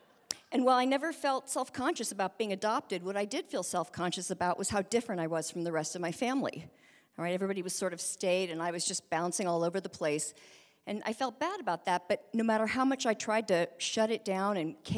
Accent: Berkeley, California, United States; born there; I was born in 1959 in Berkeley, California, and I was adopted through a state agency

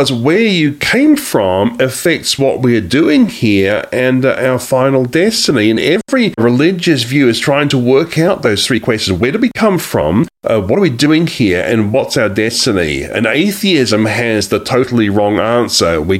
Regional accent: New Zealand; moved away as an adult; also born or lived in Australia; now in United States; I am actually from a different country, as you can probably tell by now. I'm from New Zealand and Australia, but I have lived in this country for nine years.

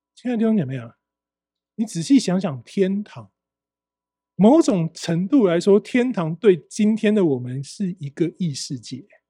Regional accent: Taiwan; 我们台湾人

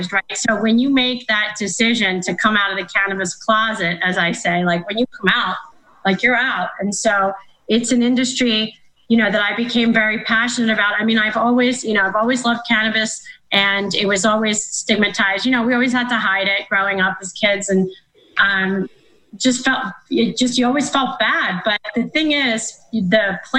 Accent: Philadelphia, Pennsylvania, United States; moved away; also born or lived in Florida; I'm from Philadelphia originally

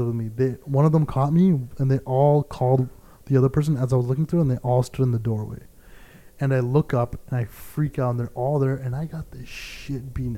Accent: Canada; I'm Canadian

